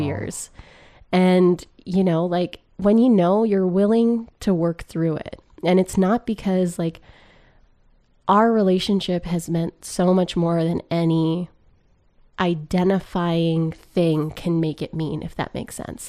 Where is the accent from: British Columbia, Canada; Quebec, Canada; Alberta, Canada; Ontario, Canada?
Alberta, Canada; Grande Prairie; moved away; I grew up in Grand Prix, Alberta